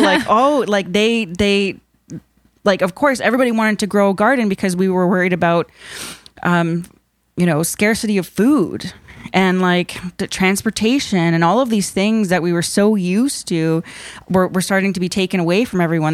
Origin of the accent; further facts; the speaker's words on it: Nipissing First Nation, Ontario, Canada; I am, uh, Anishinaabe from Nipissing First Nation